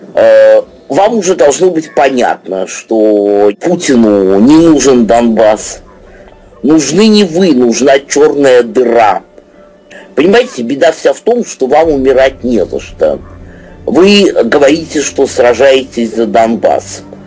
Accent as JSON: {"language": "Russian", "country": "Russia", "tie": "born or raised there", "also_born_or_lived": "Moscow", "said": "уроженец этой России"}